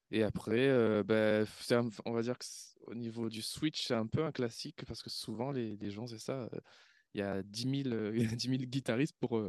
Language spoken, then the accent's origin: French; Réunion, France; moved away as an adult; c'était en 2010, je venais de la, de la Réunion, après le, après le bac.